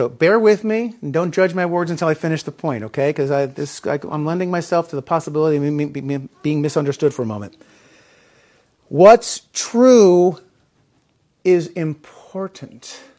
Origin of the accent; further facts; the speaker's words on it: Chicago, Illinois, United States; when I was a little kid, I grew up in the Chicagoland area